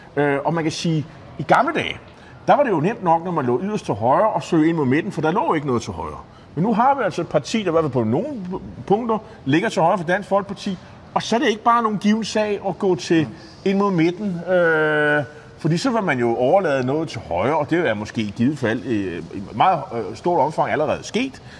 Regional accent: Nexø, Capital Region of Denmark, Denmark; en, der kommer fra Næksø, det er min hjemby på Bornholm

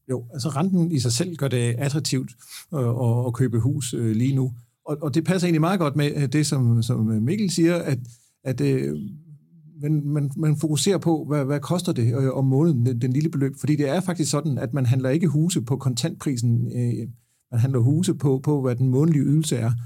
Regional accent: Haderslev, Southern Denmark, Denmark; Haderslev, hvor jeg er fra

